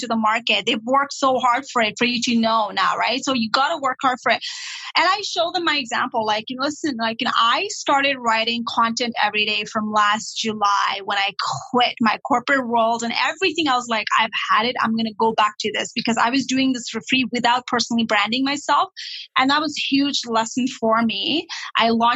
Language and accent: English; Nepal; English is a second language; also born or lived in Toronto, Canada; now in Sudbury, Canada; I was not born in Canada. I was born and raised in Nepal, and I had issues, ESL issues all the time.